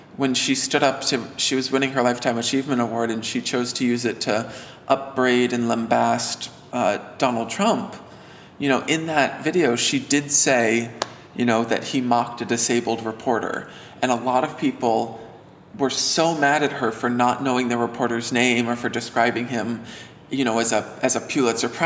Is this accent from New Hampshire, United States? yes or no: yes; New Hampshire, United States; I'm from New Hampshire